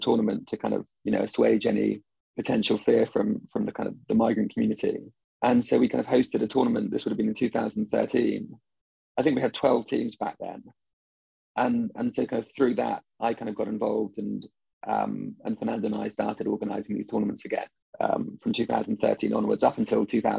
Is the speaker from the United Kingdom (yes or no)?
yes; United Kingdom; moved away; being British, you know, for probably all the wrong reasons, has a certain cachet.